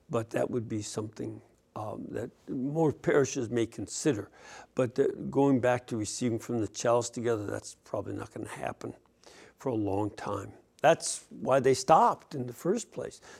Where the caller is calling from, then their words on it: Lebanon, New Jersey, United States; I'm calling uh, from Lebanon, New Jersey.